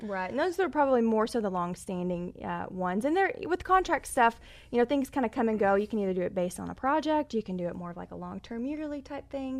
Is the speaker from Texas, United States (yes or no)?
yes; Texas, United States; I'm from Texas. My grandfather bought a ranch, oh, back after the war, and so I grew up taking my horse out there riding.